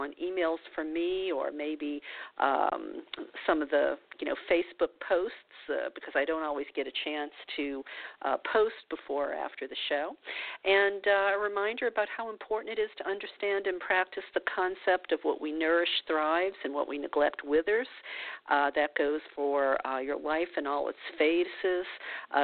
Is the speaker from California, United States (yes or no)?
no; New Orleans, Louisiana, United States; moved away; I'm from New Orleans, so and I still have friends there